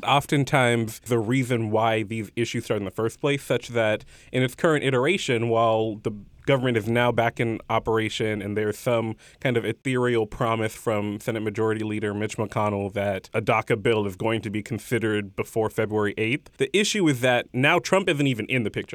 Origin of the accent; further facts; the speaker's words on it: Houston, Texas, United States; moved away as an adult; I went back home to Houston